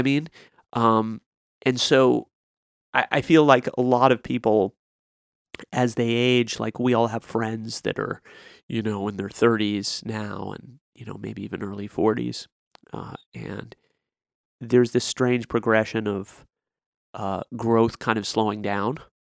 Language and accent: English; Lexington, Kentucky, United States; in some cultures like the one I had growing up in Lexington